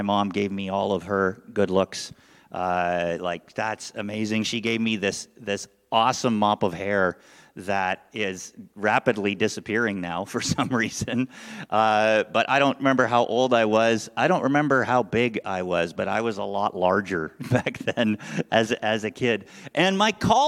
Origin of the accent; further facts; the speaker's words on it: Canada; born or raised there; moved away as an adult; now in United States